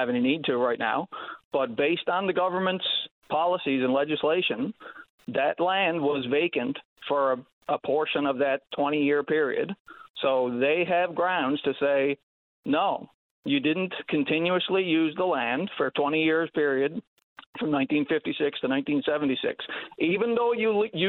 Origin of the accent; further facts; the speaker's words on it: Newfoundland and Labrador, Canada; generations of my family lived on the property that I grew up on for 175 years at least.